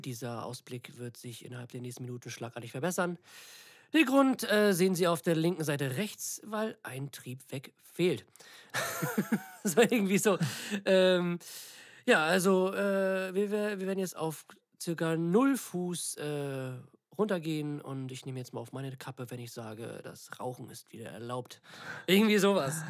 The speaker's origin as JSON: {"language": "German", "region": "Northern Germany", "country": "Germany", "said": "wir kommen aus Norddeutschland"}